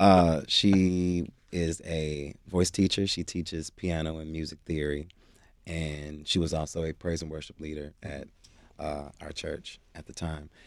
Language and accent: English; Cleveland, Ohio, United States; now in Los Angeles, United States; I am originally from Cleveland, Ohio